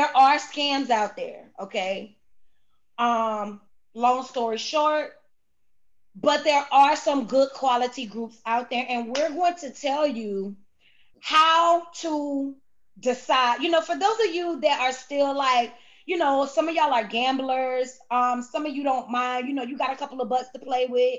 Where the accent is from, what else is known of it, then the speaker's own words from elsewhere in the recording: Cocoa, Florida, United States; I'm from Cocoa, Florida, okay? I'm from Brevard County, 321, Chocolate City, Countdown County.